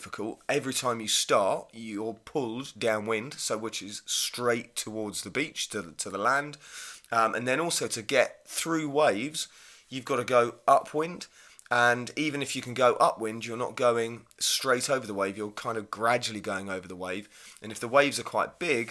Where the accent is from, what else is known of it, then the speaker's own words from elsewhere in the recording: Hythe, South East England, United Kingdom; I grew up kite surfing in Hythe and Kent